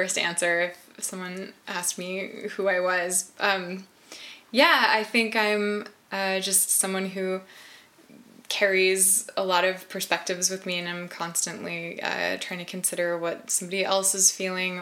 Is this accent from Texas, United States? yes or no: yes; Texas, United States; now in Pacific Northwest, United States; I'm from Texas. I live in the Northwest now